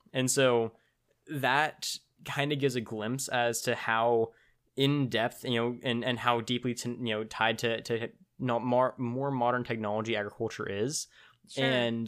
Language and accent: English; Tulare, California, United States; so in my hometown Tulare, you know, as we talked about, which I still need to figure out where you've heard of us, but in my hometown we have what's called the World Ag Expo